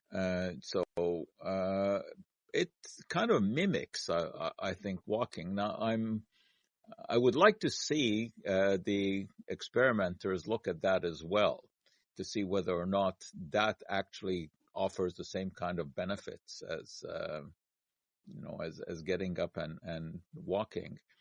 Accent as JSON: {"language": "English", "town": "Montreal", "region": "Quebec", "country": "Canada", "tie": "born or raised there", "said": "growing up in Montreal"}